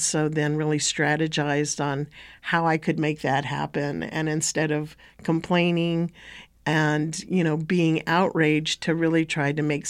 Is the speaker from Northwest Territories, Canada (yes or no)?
yes; Northwest Territories, Canada; Well, first off, I would say that I come from Tchitni and Toria Tchitni Bashashi, the Dene Nation.